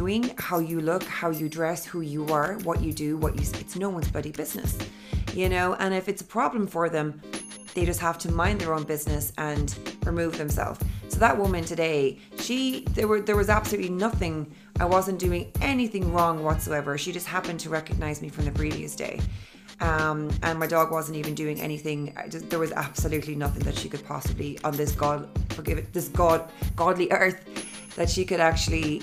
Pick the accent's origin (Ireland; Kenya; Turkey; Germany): Ireland; Cork, Munster; also born or lived in London / Dublin / Sydney / Los Angeles; I live in Ireland, in Cork City. And I'm from Cork originally.